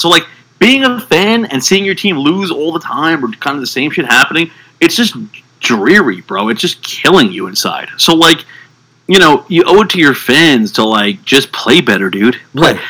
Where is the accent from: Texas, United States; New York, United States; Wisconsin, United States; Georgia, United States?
New York, United States; I'm a New Yorker